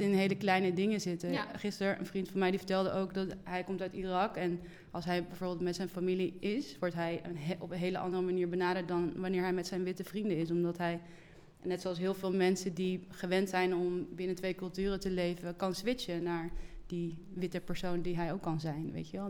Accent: Oosterhout, North Brabant, Netherlands; now in Amsterdam, Netherlands; ik ben geboren in het Brabantse Oosterhout en eh, woon al heel lang in Amsterdam

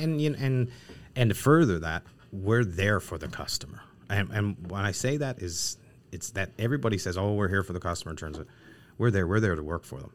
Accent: Newfoundland and Labrador, Canada; we're born and raised in Newfoundland.

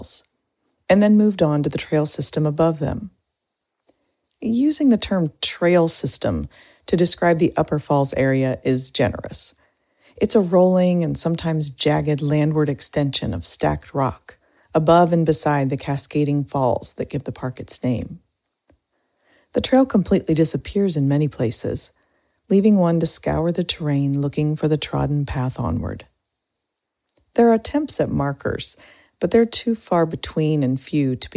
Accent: Indiana, United States; moved away; Growing up in Indiana

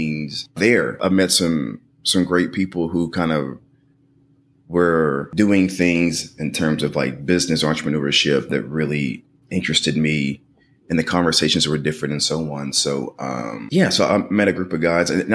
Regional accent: Portland, Tennessee, United States; I'm originally from Portland, Tennessee.

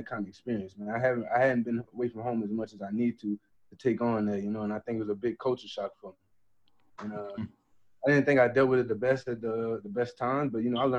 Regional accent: Morgan City, Louisiana, United States; moved away as an adult; born and raised in Morgan City, Louisiana, small town

